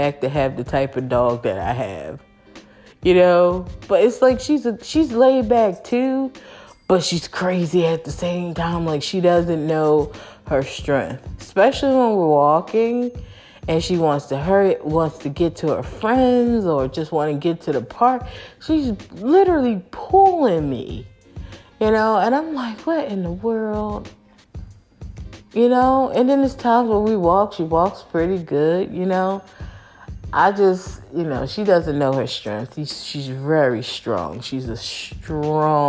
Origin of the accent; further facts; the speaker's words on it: Philadelphia, Pennsylvania, United States; moved away; I might live in a suburban area, but I'm not from the suburbs, y'all. I'm from North Philly